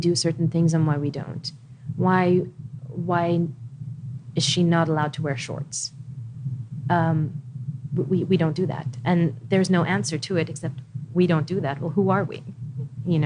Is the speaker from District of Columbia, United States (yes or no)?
yes; Washington, District of Columbia, United States; also born or lived in Riyadh, Saudi Arabia / Khobar, Saudi Arabia; now in Saudi Arabia; I grew up in Washington, D.C.